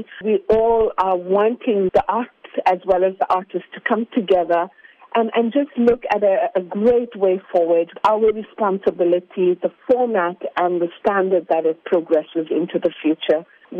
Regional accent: South Africa; we are a first generation, and I'm proudly South African.

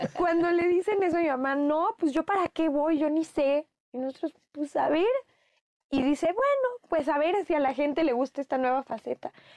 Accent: Mexico; los mexicanos sí podemos ser de donde queramos

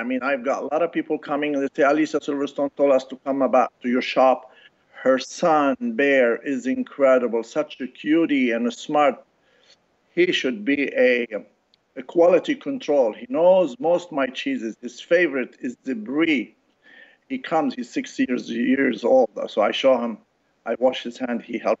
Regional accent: Casablanca, Casablanca-Settat, Morocco; moved away; also born or lived in France; I was raised in Casablanca and France. My parents, they're Lebanese, and I've been in this country for over 40 years.

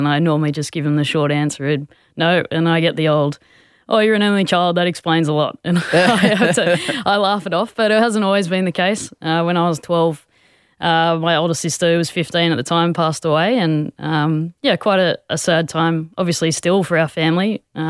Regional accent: Sydney, New South Wales, Australia; also born or lived in Queensland; I was born up there. We moved to Sydney when I was seven, and we've lived here ever since. So whilst I'm a Queenslander, deep, deep down, I've played all my sport for New South Wales, and I'm a New South Walesman through and through.

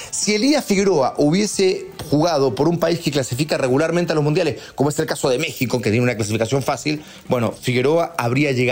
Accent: Chile

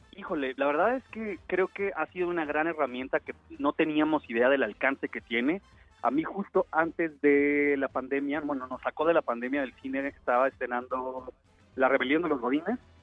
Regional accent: Mexico; yo nací en México y soy mexicano

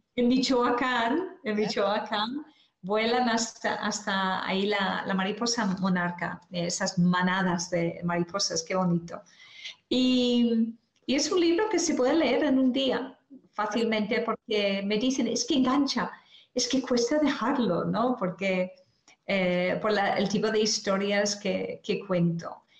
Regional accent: Ireland; now in Spain; dejé mi tierra natal en Irlanda por venir aquí a España

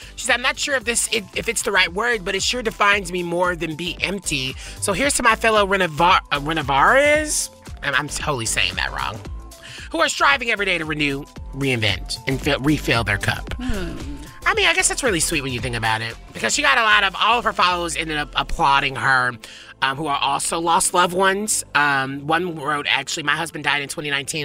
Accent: Nashville, Tennessee, United States; moved away; I'm from Nashville. I was raised there

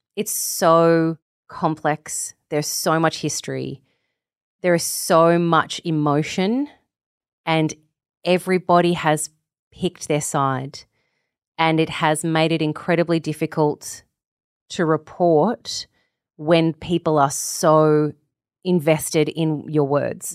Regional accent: Australia; As an Australian

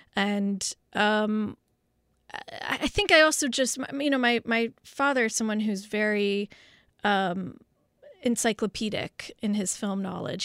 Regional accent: Los Angeles, California, United States; growing up in West L A at the time of O J

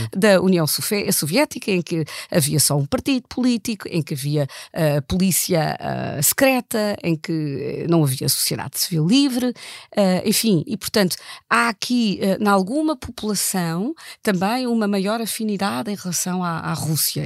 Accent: Germany; Eu, eu nasci na Alemanha e andei na escola na Alemanha

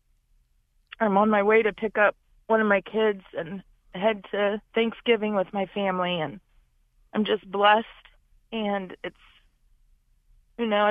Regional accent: Oak Hill, Ohio, United States; I'm from Oak Hill, Ohio

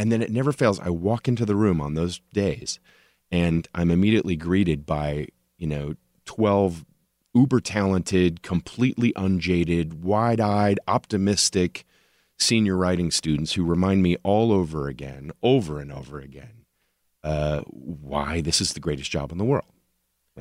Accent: Tulsa, Oklahoma, United States; moved away as an adult; now in Los Angeles, United States; I actually was born and raised in Tulsa, Oklahoma

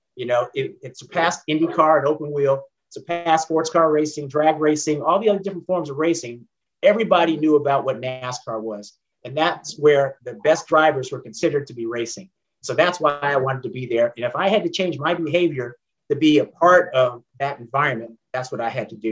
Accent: San Jose and Oakland, California, United States; moved away as an adult; now in Atlanta, United States; i grew up primarily between san jose california and oakland california

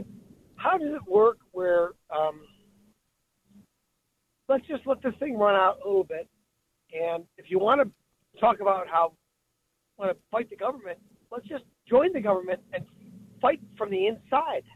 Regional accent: Chicago, Illinois, United States; I'm from Portage Park, north of side of Chicago.

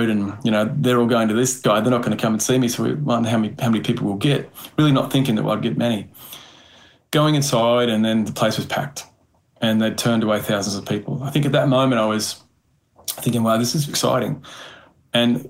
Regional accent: Chinchilla, Queensland, Australia; moved away; also born or lived in Brisbane; I grew up in Chinchilla, a small country town. So, you know, I moved to Brisbane

